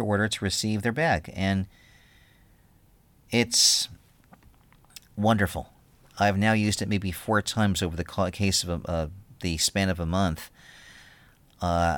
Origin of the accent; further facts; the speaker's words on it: New York, United States; now in Philadelphia, United States; I'm from New York.